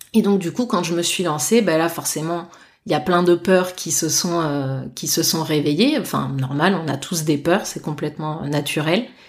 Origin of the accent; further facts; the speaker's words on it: Bordeaux, Nouvelle-Aquitaine, France; je suis bordelaise euh, pure souche